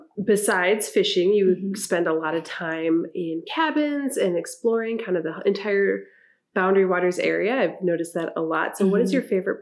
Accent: Silver Bay, Minnesota, United States; also born or lived in Luverne, Minnesota; I loved growing up in Silver Bay because, like I said, my backyard was the Superior Hiking Trail.

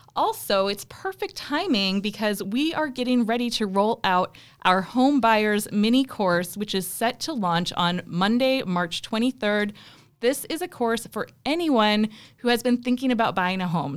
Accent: South Dakota, United States; I am from South Dakota also

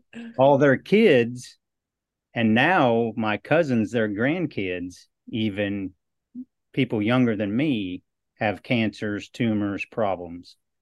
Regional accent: Western Iowa, United States; now in Southeast Texas, United States; I grew up in Western Iowa

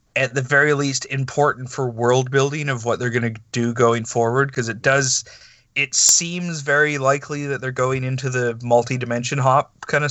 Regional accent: Canada; I'm Canadian and we don't get it up here

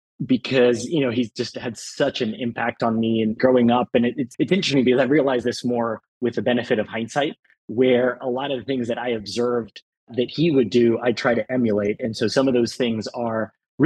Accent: El Salvador; moved away; growing up in El Salvador

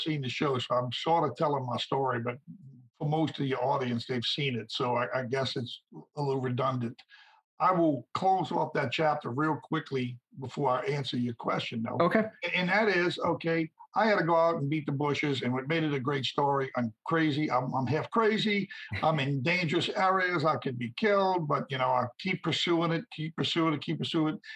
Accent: St. Bernard Parish, Louisiana, United States; my hometown, St. Bernard Parish, Louisiana

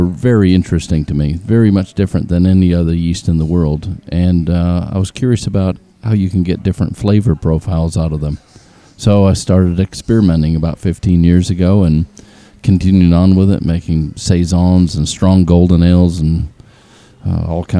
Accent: Denmark, Western Australia, Australia; I'm from Denmark, and it's like, you don't have a Scandinavian accent.

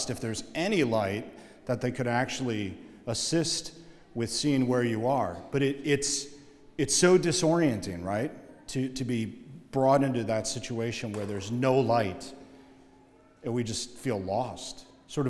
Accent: Oshkosh, Wisconsin, United States; growing up in Oshkosh, Wisconsin, just like most places in the Midwest, we had a basement

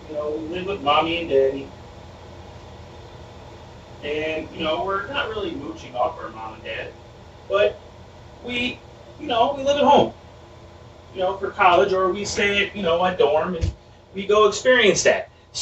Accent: Connecticut, United States; I was born and raised in Connecticut.

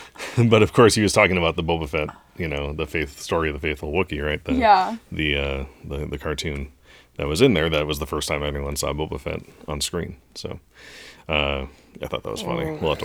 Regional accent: Chicago, Illinois, United States; Hint, I'm from Chicago, which is a pretty big hint.

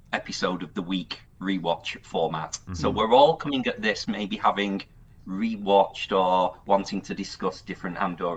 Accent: United Kingdom; I'm from Britain

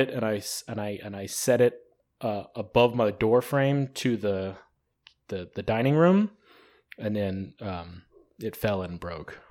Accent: the South, United States; we're all from the South here

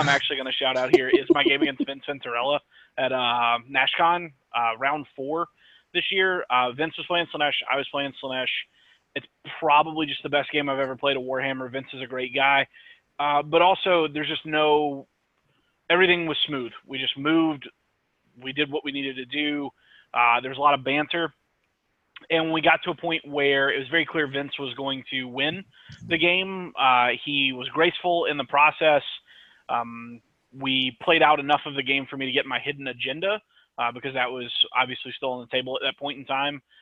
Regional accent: Mississippi, United States; I'm from Mississippi

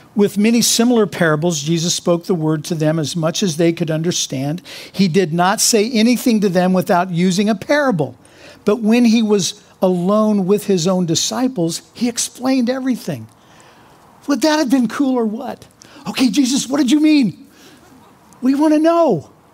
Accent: Kansas, United States; I'm from Kansas

